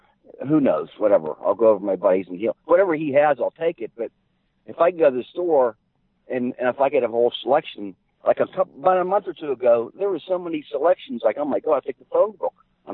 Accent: Ohio, United States; we're from Ohio

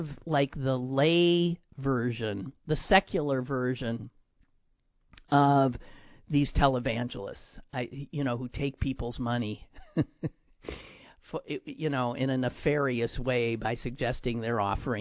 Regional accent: Green Bay, Wisconsin, United States; now in Pittsburgh, United States; my hometown of Green Bay

